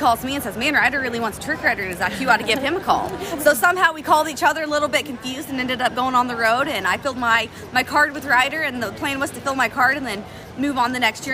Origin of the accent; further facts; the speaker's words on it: Ripley, Oklahoma, United States; I'm from Ripley, Oklahoma